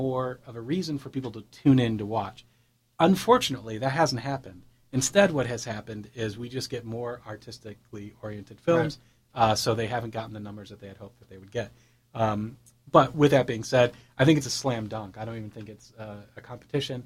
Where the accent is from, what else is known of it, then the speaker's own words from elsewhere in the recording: Cleveland, Ohio, United States; I'm from Cleveland